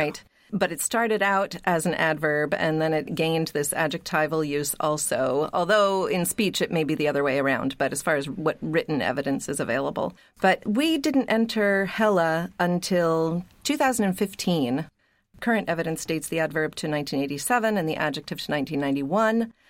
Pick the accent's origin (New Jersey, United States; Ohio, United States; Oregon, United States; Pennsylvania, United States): Pennsylvania, United States; Pittsburgh; moved away; also born or lived in New England; I grew up in Pittsburgh, and I moved to New England